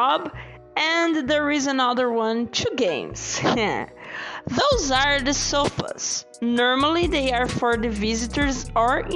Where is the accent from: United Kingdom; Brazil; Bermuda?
Brazil; English is a second language; I'm from Brazil.